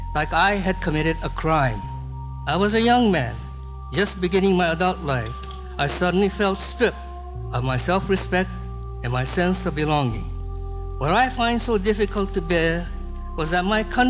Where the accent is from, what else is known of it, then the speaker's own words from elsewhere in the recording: San Francisco, California, United States; I was born in San Francisco.